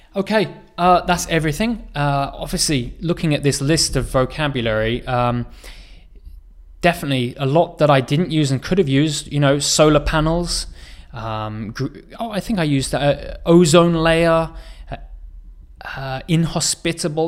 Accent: England, United Kingdom; moved away as an adult; now in South Korea; my home country where I was born, uh, in England, but also where I live now in Korea

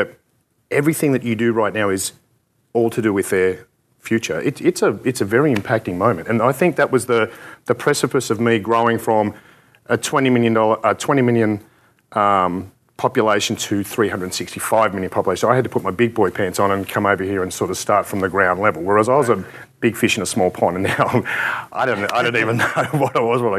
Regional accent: Australia; we're from Australia.

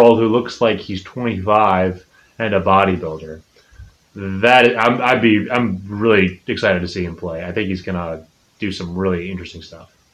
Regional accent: Chicago, Illinois, United States; Fire, my hometown team

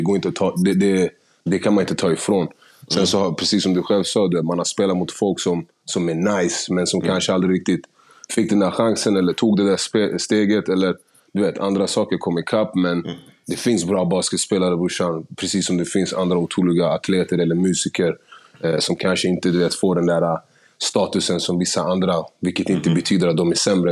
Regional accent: Stockholm, Stockholm County, Sweden; also born or lived in Gärdet; jag, jag är upp, alltså, från Husby, flyttade härifrån någonstans runt 6-7 till Gärdet

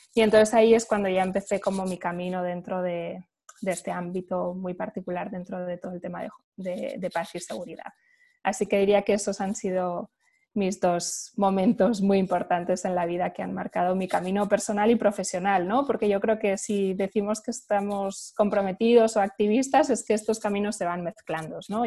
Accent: Spain; Yo pues soy española, he crecido en un, un ambiente o digamos en un, contexto europeo

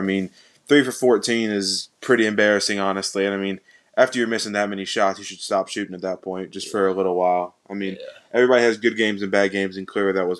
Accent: North Augusta, South Carolina, United States; also born or lived in Bluffton, South Carolina; from North Augusta, South Carolina. I go to USCB down in Bluffton, South Carolina.

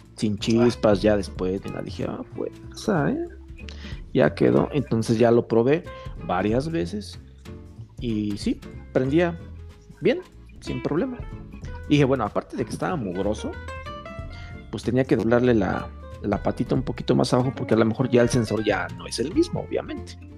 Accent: Mexico; como buen mexicano

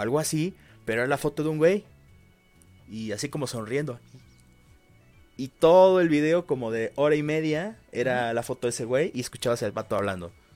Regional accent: Veracruz, Mexico; moved away; también en Veracruz, este, también fue más o menos lo mismo. Por ejemplo, en mi pueblo, es un lugar muy pequeño de por sí

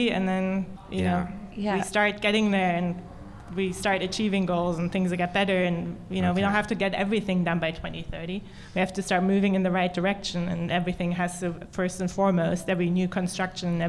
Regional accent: Berlin, Germany; I'm from Berlin

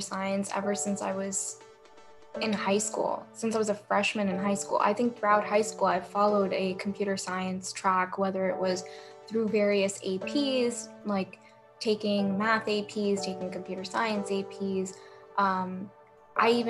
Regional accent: New Jersey, United States; growing up in Central Jersey

